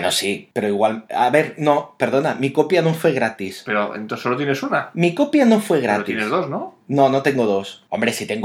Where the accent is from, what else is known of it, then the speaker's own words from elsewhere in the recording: Catalonia, Spain; siendo catalanes